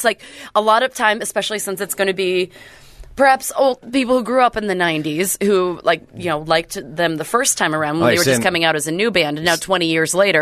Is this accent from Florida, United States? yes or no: no; Bremerton, Washington, United States; growing up in Bremerton, Washington